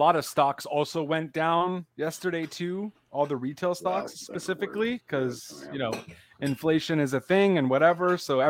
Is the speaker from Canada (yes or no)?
yes; Canada; with me being Canadian